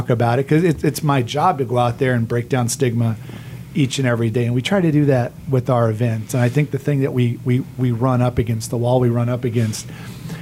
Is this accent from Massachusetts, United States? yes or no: no; Oklahoma, United States; moved away as an adult; also born or lived in Missouri; now in Tampa, United States; I grew up in Oklahoma, the Midwest